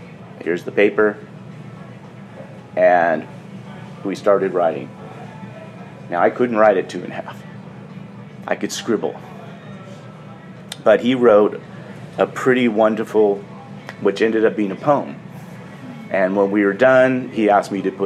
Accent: Sausalito, California, United States; I'm from Sausalito, California

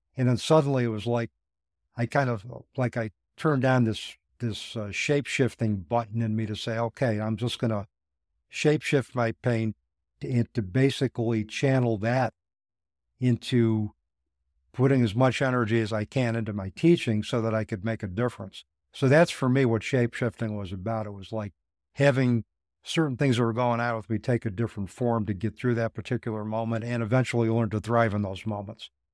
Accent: Utica, New York, United States; I went to a Catholic school, one-room schoolhouse in Utica, New York, uh, called Saint Mary's School.

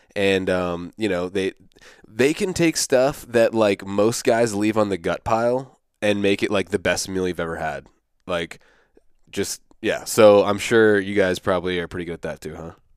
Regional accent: East Coast, United States; I'm from the East Coast

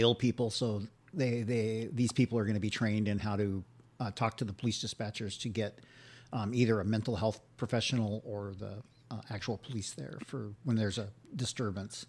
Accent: Santa Barbara, California, United States; I'm from Santa Barbara

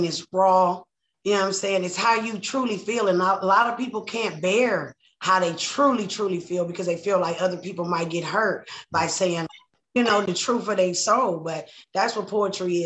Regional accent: Compton, California, United States; coming from Compton, being a kid

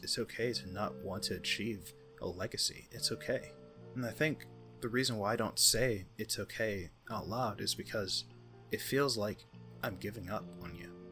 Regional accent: United States; I'm American

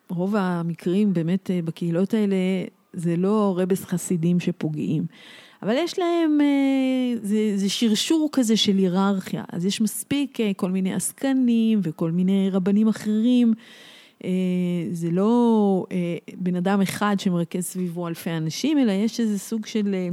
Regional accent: Jerusalem, Jerusalem District, Israel; now in Kfar HaRoeh, Israel; אה, גדלתי בירושלים, היום אני גרה בכפר הרועה, מושב אה, דתי.

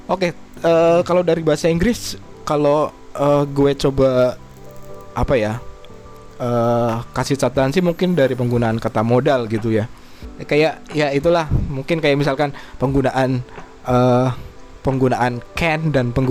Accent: Java, Indonesia; kita juga dari Jawa gitu loh uh, kita nyambung sama apa yang uh, mau dibahas hari ini

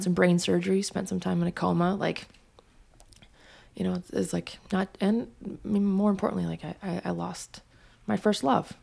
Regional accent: Missoula, Montana, United States; I'm from Missoula, Montana

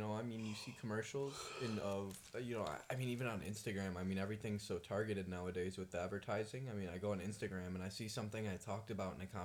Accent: Yekaterinburg, Sverdlovsk Oblast, Russia; moved away; I was born in Yekaterinburg, Russia

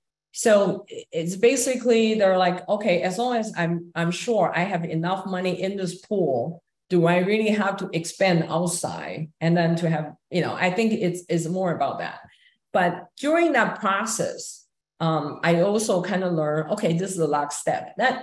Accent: Quebec, Canada; I can easily get an offer from a major law firm in the Silicon Valley just because I'm from Quebec.

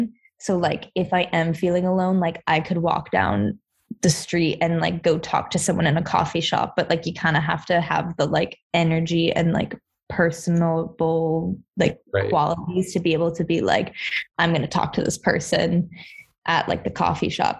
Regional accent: United States; accent: American; moved away as an adult; obviously I'm American

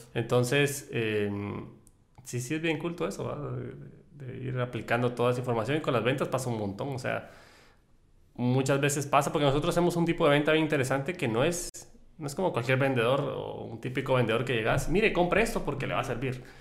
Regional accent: El Salvador; nosotros somos salvadoreños

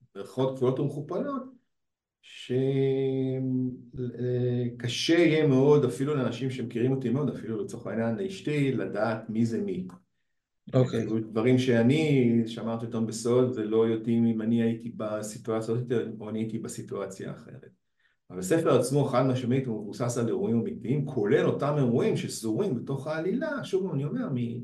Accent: Beersheba, Southern District, Israel; אני מהדרום, אני מבאר שבע

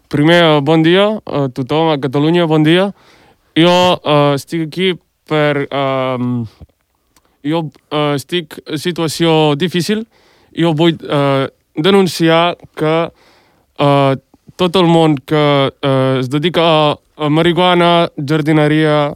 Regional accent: Albania; Catalan is a second language; now in Spain; Jo uh, sóc d'Albània i jo he estat a Albània molts anys

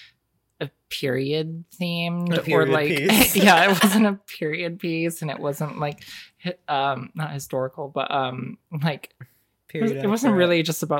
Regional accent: North Dakota, United States; I'm from North Dakota

